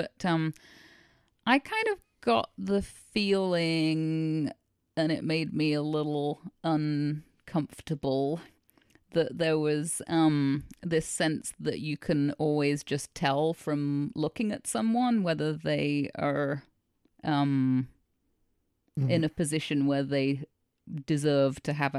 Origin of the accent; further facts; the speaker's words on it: United Kingdom; I'm allowed to say that because yes, I'm British.